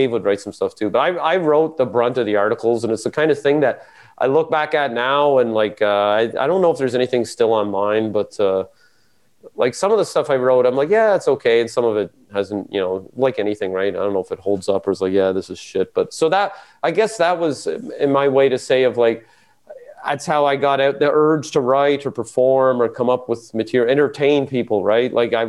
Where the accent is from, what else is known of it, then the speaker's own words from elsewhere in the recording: Metcalf, Ontario, Canada; also born or lived in Winchester, Ontario; I was born in, 1975 on a windy day, in Metcalf, Ontario. Well, I wasn't born in Metcalf. I was born in Winchester, because Metcalf doesn't Metcalf doesn't have a hospital.